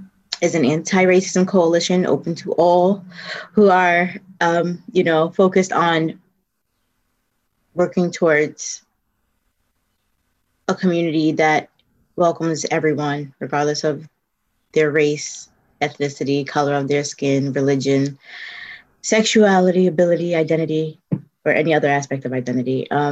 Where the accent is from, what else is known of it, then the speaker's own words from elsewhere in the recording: New York City, New York, United States; moved away as an adult; now in Morrisville, United States; I'm originally from the South Bronx. I've been in Vermont for 26 years now. And I live here with my two children, one middle school student and one high school student.